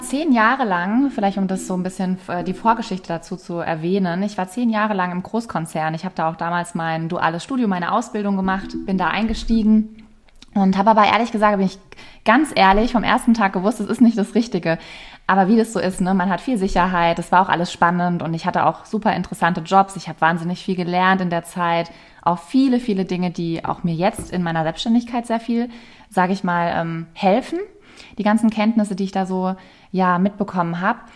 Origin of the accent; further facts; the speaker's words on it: Rhineland-Palatinate, Germany; ich komme ja aus der Pfalz ursprünglich bin da immer auch mit der Weinregion aufgewachsen